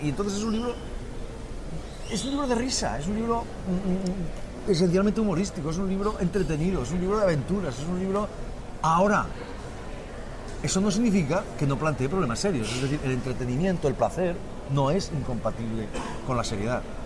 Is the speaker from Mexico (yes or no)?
no; Spain; also born or lived in Catalonia; los españoles también pensamos